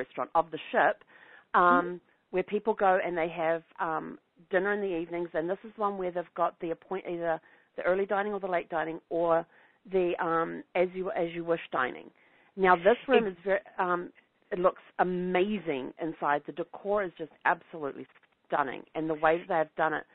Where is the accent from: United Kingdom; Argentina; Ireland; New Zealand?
New Zealand; when I was growing up in New Zealand, my parents had a vegetable garden